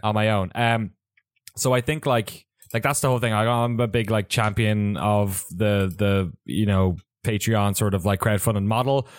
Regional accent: Ireland; moved away as an adult; also born or lived in San Francisco, United States; now in San Francisco Bay Area, United States; I grew up in Ireland

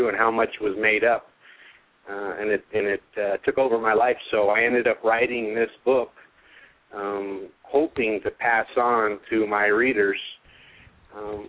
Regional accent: San Diego, California, United States; moved away as an adult; also born or lived in Bay Area, California; now in Las Vegas, United States; I grew up in California, San Diego mostly, in the Bay Area

